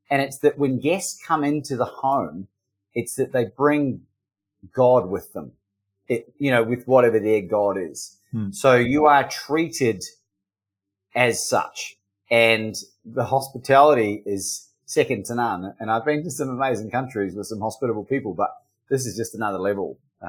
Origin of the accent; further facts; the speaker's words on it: New Zealand; also born or lived in Australia; I grew up in New Zealand and I'm half Australian. So if you're confused by my accent, that's why.